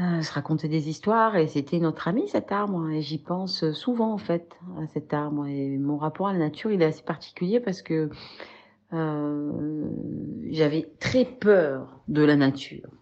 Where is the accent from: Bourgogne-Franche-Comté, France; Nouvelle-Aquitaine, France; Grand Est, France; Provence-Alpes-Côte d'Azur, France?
Provence-Alpes-Côte d'Azur, France; Marseille; also born or lived in Congo-Brazzaville / Paris / French Guiana; now in Arles, France; je suis née à Marseille où j'ai grandi